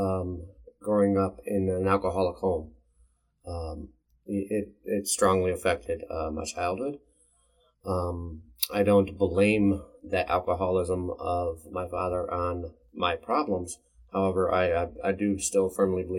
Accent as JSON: {"language": "English", "town": "Cleveland", "region": "Ohio", "country": "United States", "tie": "born or raised there", "lives_now": "Portage County, United States", "said": "I grew up in the Cleveland area."}